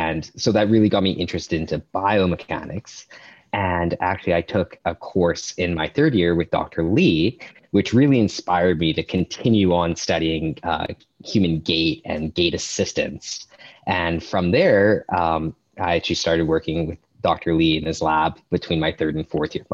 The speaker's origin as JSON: {"language": "English", "town": "Thompson", "region": "Manitoba", "country": "Canada", "moved": "as an adult", "lives_now": "Kingston, Canada", "said": "I'm actually from Thompson, Manitoba, which is pretty far up north"}